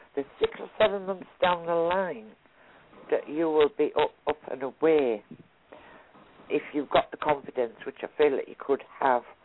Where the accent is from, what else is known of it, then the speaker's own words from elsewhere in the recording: Hartlepool, North East England, United Kingdom; I was born where they hung the monkey.